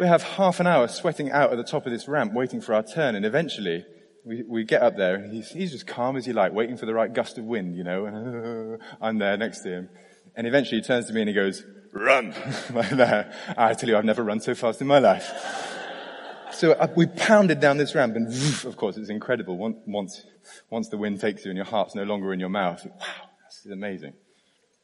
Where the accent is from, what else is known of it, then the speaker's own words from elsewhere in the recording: United Kingdom; I'm British